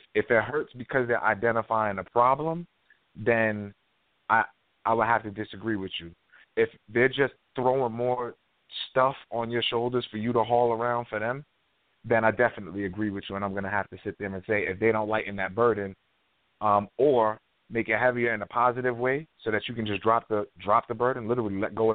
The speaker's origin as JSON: {"language": "English", "region": "New York", "country": "United States", "said": "I'm from New York"}